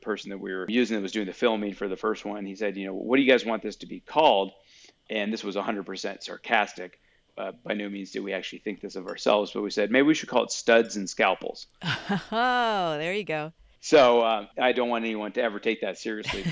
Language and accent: English; Colorado, United States; I grew up in Colorado